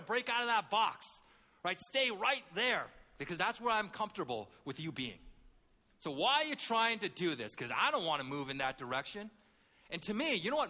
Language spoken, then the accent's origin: English; Canada; I grew up in Canada